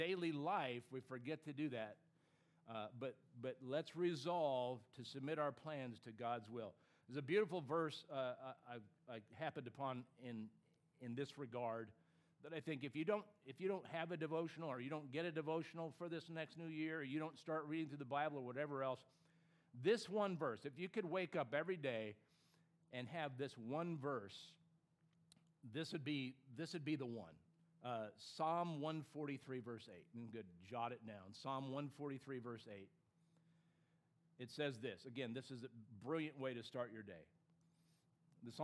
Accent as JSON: {"language": "English", "region": "California", "country": "United States", "tie": "born or raised there", "said": "even though I grew up on the West Coast, I grew up in California"}